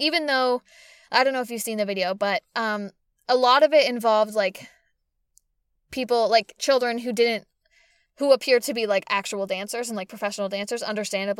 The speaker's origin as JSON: {"language": "English", "town": "Boston", "region": "Massachusetts", "country": "United States", "tie": "born or raised there", "said": "they're my hometown team"}